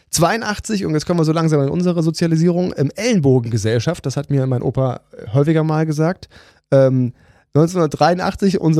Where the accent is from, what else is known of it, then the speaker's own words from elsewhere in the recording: East Germany, Germany; Mal als Ossi mal ganz klar äh, sagen.